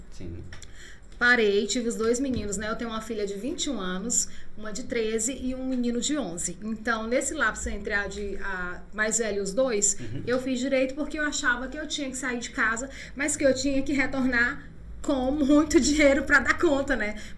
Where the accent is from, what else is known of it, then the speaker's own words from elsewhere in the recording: interior of Pará, Brazil; now in Imperatriz, Brazil; Eu sou de uma cidade do interior do Pará.